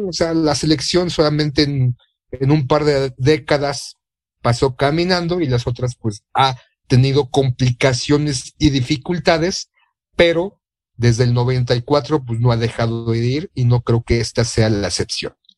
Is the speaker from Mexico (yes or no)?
yes; Mexico; como mexicano